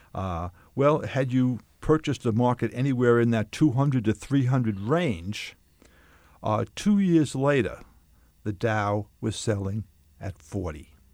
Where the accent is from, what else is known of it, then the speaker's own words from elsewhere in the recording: Long Island, New York, United States; moved away as an adult; also born or lived in Bronx, New York City; lived my, most of my, my life on Long Island